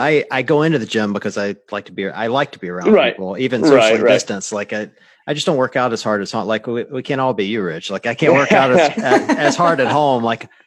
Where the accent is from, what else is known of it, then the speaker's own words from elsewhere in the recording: the South, United States; I grew up in the South.